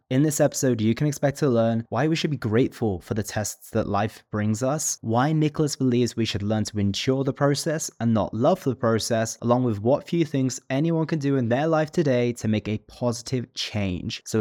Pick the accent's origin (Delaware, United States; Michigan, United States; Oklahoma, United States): Oklahoma, United States; also born or lived in Texas; I, uh, I grew up in Oklahoma. We moved from Texas to Oklahoma every